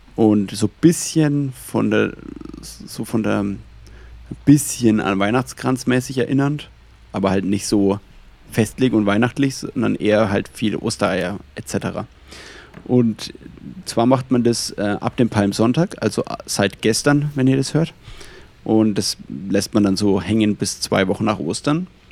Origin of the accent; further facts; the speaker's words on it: Franconian Switzerland, Bavaria, Germany; also Fränkische Schweiz ist ja eigentlich genau da, wo ich herkomme